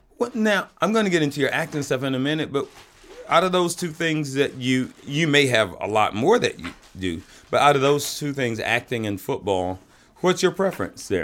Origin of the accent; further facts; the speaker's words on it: the South, United States; moved away; when I grew up in the South